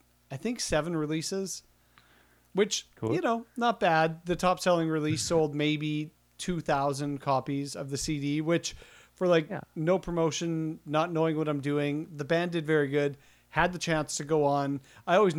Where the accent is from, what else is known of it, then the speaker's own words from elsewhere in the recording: Winnipeg, Manitoba, Canada; I'm from Winnipeg, and we're like right square in the middle of Canada